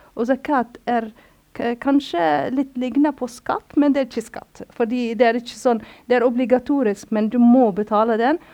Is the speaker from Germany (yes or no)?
no; Cairo, Cairo Governorate, Egypt; Norwegian is a second language; also born or lived in Lebanon / Yemen / Gaza / Palestine; now in Norway; jeg vokste opp i Kairo